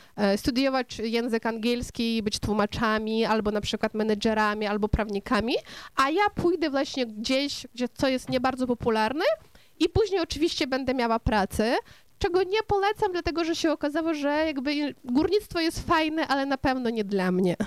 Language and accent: Polish; Kopychyntsi, Ternopil Oblast, Ukraine; first language Ukrainian; Polish is a second language; moved away as an adult; also born or lived in Dnipro, Ukraine; now in Warsaw, Poland; urodziłam się na Ukrainie Zachodniej, w małym miasteczku Kopyczyńcy, ale później studiowałam właśnie, pracowałam na Ukrainie Centralnej, w Dniepropietrowsku